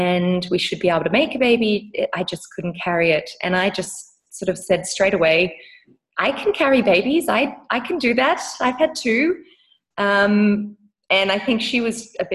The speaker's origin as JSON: {"language": "English", "country": "Australia", "moved": "as an adult", "lives_now": "South Africa", "said": "We currently live in South Africa, even though I am an Australian."}